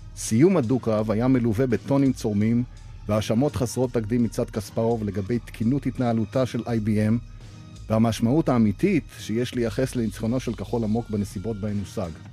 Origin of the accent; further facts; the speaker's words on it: Haifa, Haifa District, Israel; בעיר הולדתי חיפה